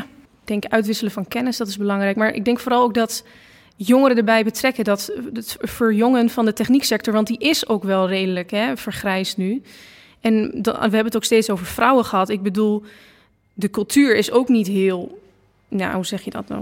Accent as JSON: {"language": "Dutch", "town": "Losser", "region": "Overijssel", "country": "Netherlands", "said": "ik kom uit Losser"}